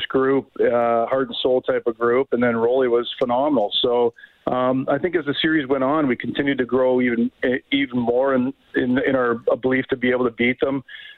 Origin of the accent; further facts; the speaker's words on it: Hamilton, Ontario, Canada; my hometown in Hamilton